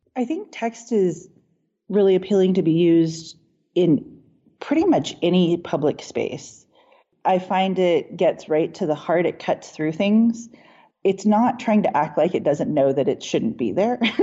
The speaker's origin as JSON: {"language": "English", "town": "Lawrence", "region": "Kansas", "country": "United States", "tie": "born or raised there", "also_born_or_lived": "Taos, New Mexico / New Hampshire", "moved": "yes", "lives_now": "Boulder, United States", "said": "when I growing up in Lawrence, Kansas, I was native in a predominantly white community. And then when I moved to New Mexico and we lived in Taos"}